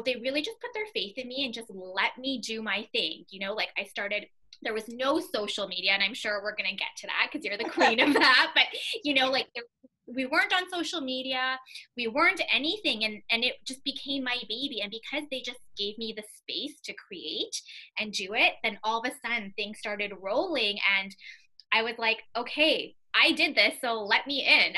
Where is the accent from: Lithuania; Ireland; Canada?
Canada; Winnipeg, Manitoba; I was born and raised in Winnipeg